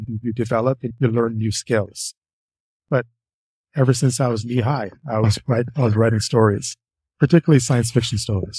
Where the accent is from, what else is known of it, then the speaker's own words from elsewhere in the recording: Canada; I'm Canadian. I live in Ottawa.